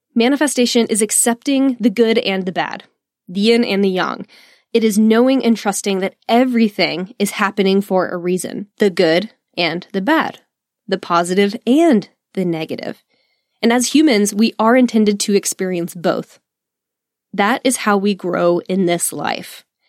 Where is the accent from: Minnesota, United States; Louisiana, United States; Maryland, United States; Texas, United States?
Texas, United States; I am just a Texan